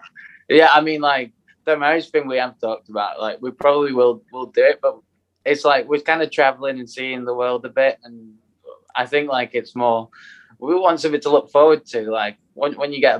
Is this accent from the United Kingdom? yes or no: yes; United Kingdom; we're so British